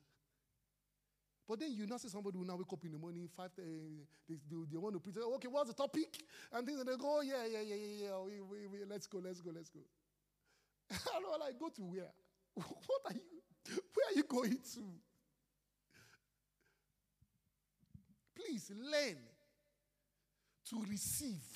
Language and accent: English; Nigeria; I am blessed to be a Nigerian.